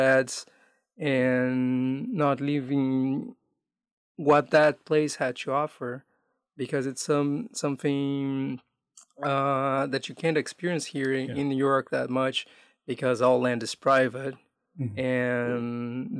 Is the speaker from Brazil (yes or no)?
yes; Brazil; moved away as an adult; also born or lived in Amazonas, Brazil / Manaus, Brazil; now in North America; I grew up in an urban environment and away from my hometown, away from the state I was born in, which is Amazonas, like living in mostly in big cities around Brazil.